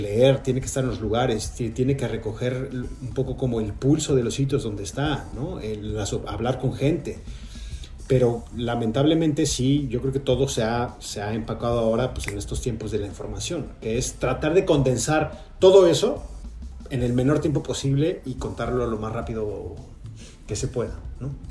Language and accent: Spanish; Mexico; moved away as an adult; now in Los Angeles, United States; como mexicano